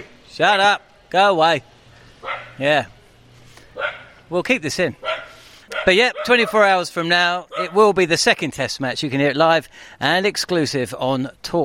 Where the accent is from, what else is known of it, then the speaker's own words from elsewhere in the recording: England, United Kingdom; I'm from England